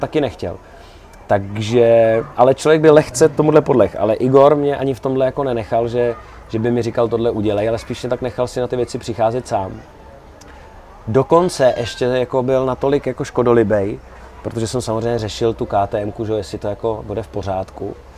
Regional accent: Czechia; jsme z Čech

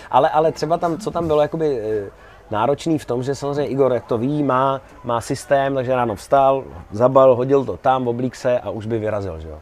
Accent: Czechia; jsme z Čech

